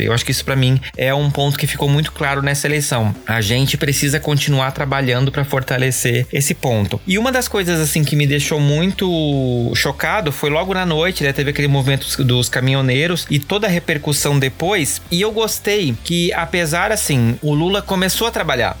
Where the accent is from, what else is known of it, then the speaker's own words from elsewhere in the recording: Brazil; a gente, como brasileiros, como cidadãos